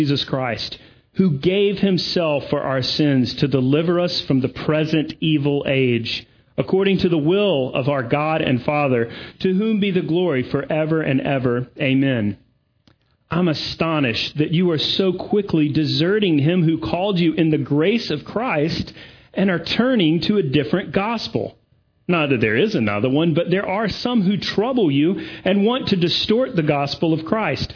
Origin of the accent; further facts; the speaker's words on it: Augusta, Georgia, United States; also born or lived in Durham, North Carolina; now in Greenville, United States; Augusta is sort of my hometown. My parents are here